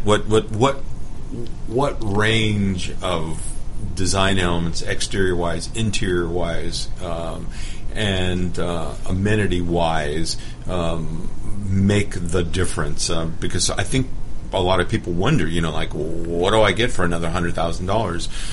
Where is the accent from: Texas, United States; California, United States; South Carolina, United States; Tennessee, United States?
California, United States; Los Angeles; now in Atlanta, United States; I grew up in Los Angeles